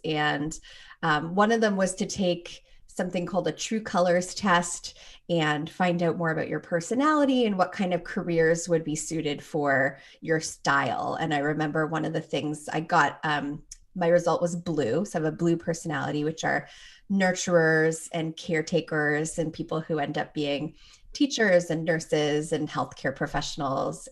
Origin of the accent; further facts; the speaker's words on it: Toronto, Ontario, Canada; moved away as an adult; now in Minnesota, United States; I was born and raised there, grew up there, and left just before I turned twenty-two